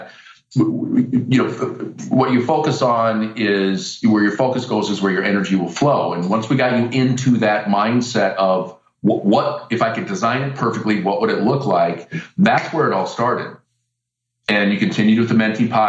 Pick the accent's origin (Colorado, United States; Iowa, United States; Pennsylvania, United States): Iowa, United States; I'm from Iowa.